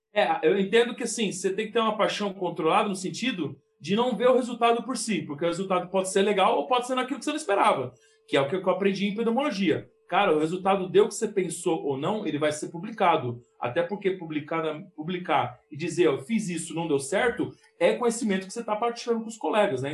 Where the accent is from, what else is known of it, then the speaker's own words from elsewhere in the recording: São Paulo, Brazil; moved away as an adult; also born or lived in Porto Alegre; eu sendo paulista